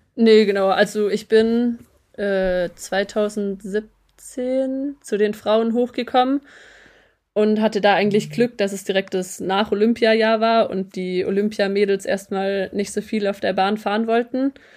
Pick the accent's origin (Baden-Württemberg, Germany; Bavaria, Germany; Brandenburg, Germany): Baden-Württemberg, Germany; Metzingen; also born or lived in Eningen; ich bin geboren in Metzingen